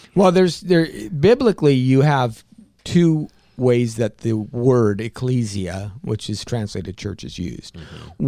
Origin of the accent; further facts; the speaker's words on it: California, United States; I'm from California